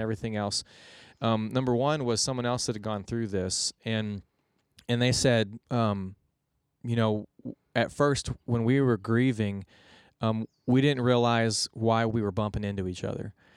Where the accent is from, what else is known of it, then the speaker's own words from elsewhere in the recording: Houston, Texas, United States; I'm originally from Houston, Texas